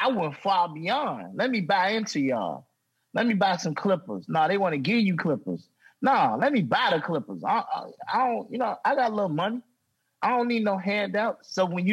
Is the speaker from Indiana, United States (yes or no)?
yes; Gary, Indiana, United States; I'm from Gary, Indiana. I'm from the gutter, dog